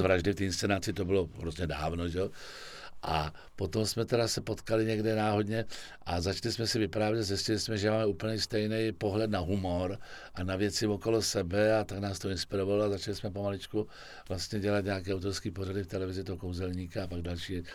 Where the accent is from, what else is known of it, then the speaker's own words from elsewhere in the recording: Prague, Czechia; also born or lived in Vršovice, Prague; jsem byl na těch Vinohradech leta